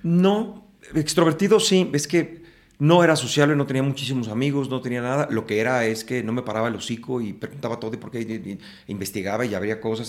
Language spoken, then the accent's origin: Spanish; Mexico City, Mexico; En la Ciudad de México. Nací en la Ciudad de México